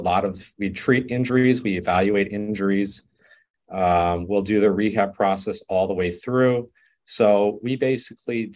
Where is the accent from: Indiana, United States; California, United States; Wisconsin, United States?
Wisconsin, United States; Waukesha; moved away as an adult; also born or lived in Las Vegas, Nevada / Missouri; I'm originally from Waukesha, Wisconsin